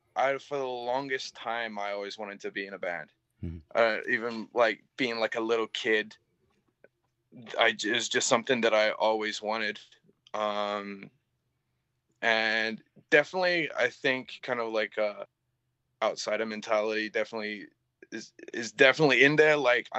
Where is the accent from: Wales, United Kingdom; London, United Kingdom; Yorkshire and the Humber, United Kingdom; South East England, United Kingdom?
South East England, United Kingdom; Canterbury; first hardcore show in Canterbury, where like I was like, oh, there's like a community, and it's like in my hometown.